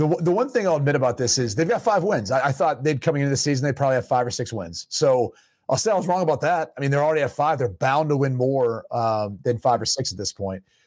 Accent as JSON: {"language": "English", "area": "the Village", "region": "Ohio", "country": "United States", "tie": "born or raised there", "moved": "yes", "said": "the course that I play back up in my hometown, the Village, it's a PGA Tour course."}